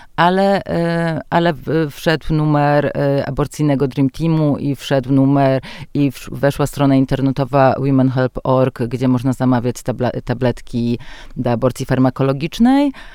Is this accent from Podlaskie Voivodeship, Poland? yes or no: yes; a village in Podlasie, Podlaskie Voivodeship, Poland; moved away; dorastałam właśnie na podlaskiej wsi